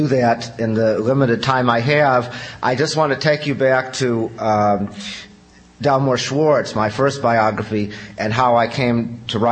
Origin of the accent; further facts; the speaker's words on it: Chicago, Illinois, United States; Growing up in Chicago